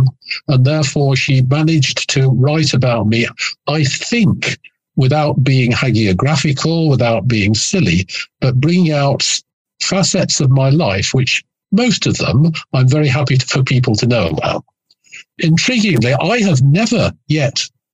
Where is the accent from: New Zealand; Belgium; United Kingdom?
United Kingdom; Nottingham, East Midlands; I was born in 1949 in Nottingham in the English North Midlands